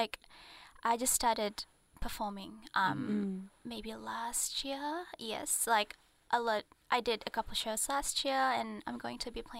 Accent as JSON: {"language": "English", "region": "Jakarta", "country": "Indonesia", "tie": "born or raised there", "said": "I grew up in Jakarta"}